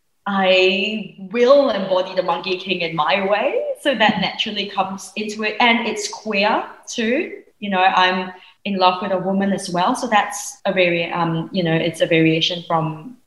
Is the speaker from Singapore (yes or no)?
yes; Singapore; I grew up in Singapore.